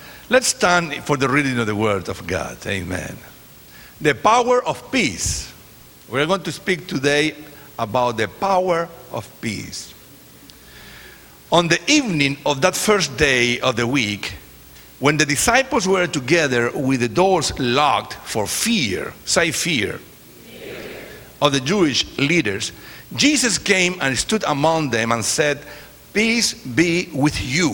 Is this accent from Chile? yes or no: yes; Chile; English is a second language; moved away; also born or lived in California / Ecuador; I am from Chile. That's the last country, you know, south. I am from Chile